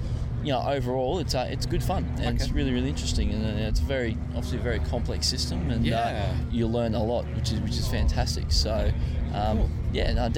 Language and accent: English; Brisbane, Queensland, Australia; moved away; I'm from Brisbane originally, so had all my high school, all my uni in Brisbane